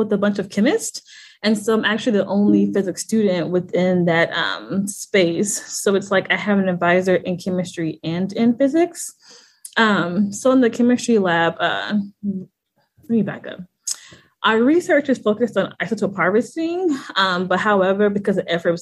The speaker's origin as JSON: {"language": "English", "town": "St. Louis", "region": "Missouri", "country": "United States", "also_born_or_lived": "Hampton, Virginia", "moved": "as an adult", "said": "I'm actually from St. Louis, Missouri"}